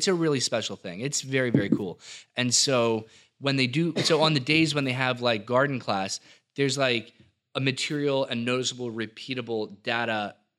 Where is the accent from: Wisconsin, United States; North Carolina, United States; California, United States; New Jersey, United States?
New Jersey, United States; Millville; I'm from Millville. say what you want about Millville or whatever. You know, South Jersey gets a bad rap. We were joking around about that. Actually, it's a phenomenal place to be from and a phenomenal time to be from there.